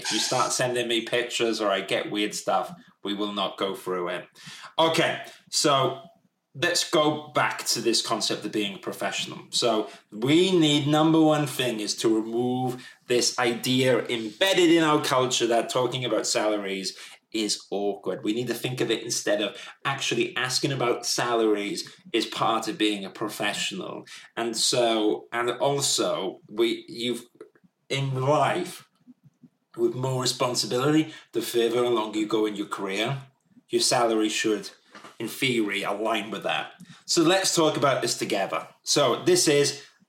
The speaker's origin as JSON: {"language": "English", "country": "United Kingdom", "said": "We're all British people"}